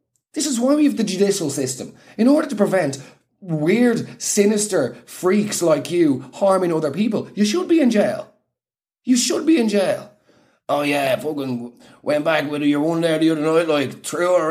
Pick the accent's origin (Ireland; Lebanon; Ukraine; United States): Ireland; as Irish people